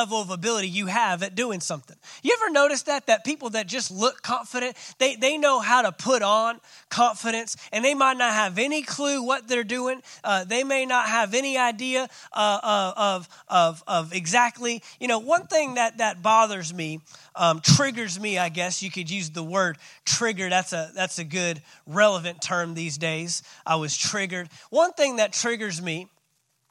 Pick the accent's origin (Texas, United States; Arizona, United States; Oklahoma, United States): Texas, United States; Fort Worth; I grew up in Fort Worth, Texas.